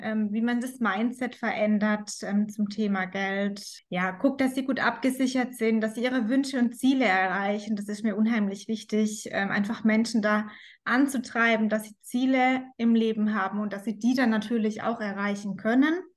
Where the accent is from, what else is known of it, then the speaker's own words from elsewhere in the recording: Rhein-Neckar-Kreis, Baden-Württemberg, Germany; ich komme aus dem Rhein-Neckar-Kreis, aus dem schönen